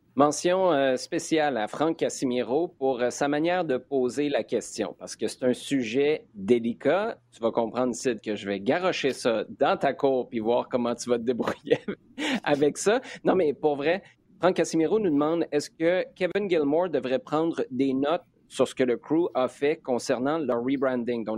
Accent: Quebec City, Quebec, Canada; Je suis de Québec

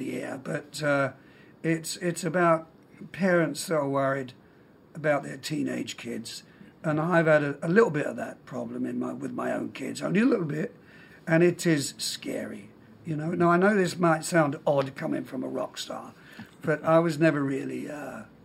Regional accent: London, United Kingdom; I was born in London. I have a Scottish father

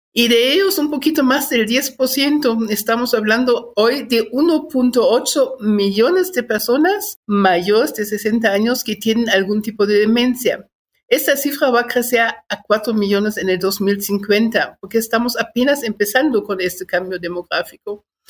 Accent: Germany; moved away as an adult; also born or lived in Guatemala / Chiapas; now in Mexico City, Mexico; Nací en Alemania, llevo 42 años de este lado, llegué en 1980

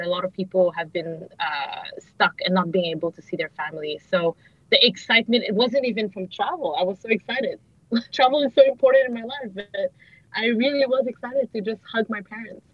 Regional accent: Montreal, Quebec, Canada; moved away as an adult; now in Singapore; I grew up in Montreal

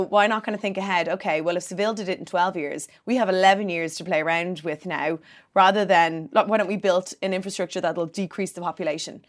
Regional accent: Bray, Leinster, Ireland; I'm from Bray

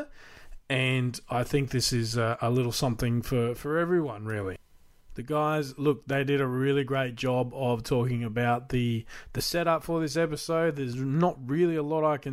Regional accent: Australia; as an Australian collector

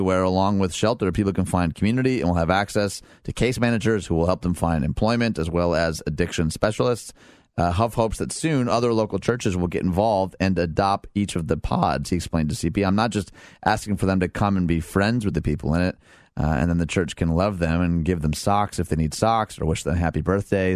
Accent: Detroit, Michigan, United States; I'm from Detroit

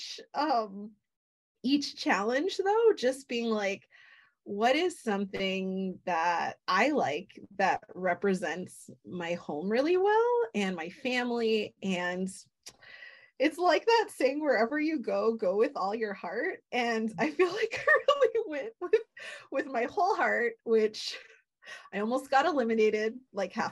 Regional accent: Hawaii, United States; growing up in Hawaii

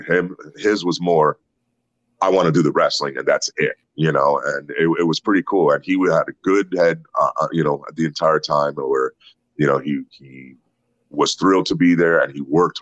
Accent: Puerto Rico; moved away; also born or lived in New York, United States; I was born in New York, raised in Puerto Rico

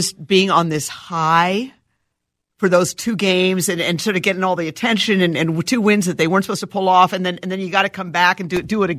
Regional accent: New York, United States; moved away; also born or lived in Boston; I grew up in New York. I went to school in Boston. I've been all over the place.

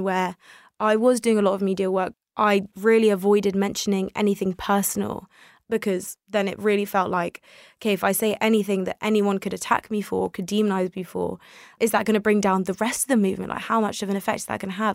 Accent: United Kingdom; English is a second language; also born or lived in Tel Aviv, Israel; I came to the UK when I was very young, I was a toddler. I didn't speak English at the time

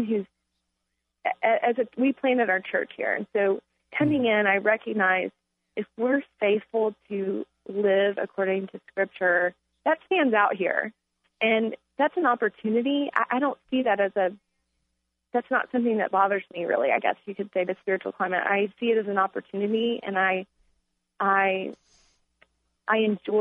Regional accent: Texas, United States; now in Charlottesville, United States; I'm originally from Texas, so we don't have four seasons in Texas.

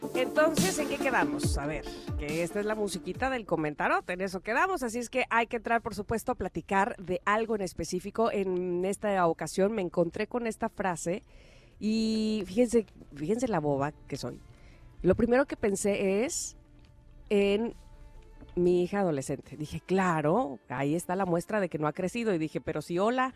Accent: Mexico; Nosotros como mexicanos

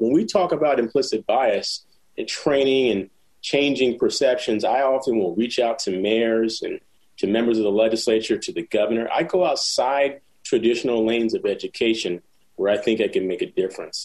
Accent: Philadelphia, Pennsylvania, United States; also born or lived in San Jose, California; I ended up in Philly after my mom passed away, being raised by a cousin

